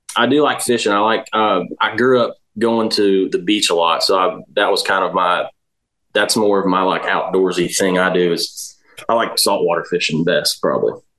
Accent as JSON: {"language": "English", "town": "Dallas", "region": "Georgia", "country": "United States", "moved": "yes", "lives_now": "Nashville, United States", "said": "I'm from Dallas, Georgia. It's about um, 40 minutes northwest of Atlanta"}